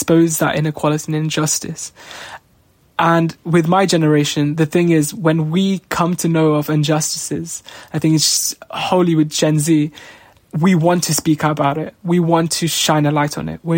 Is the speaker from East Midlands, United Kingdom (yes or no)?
yes; Leicester, East Midlands, United Kingdom; I've grown up in Leicester my entire life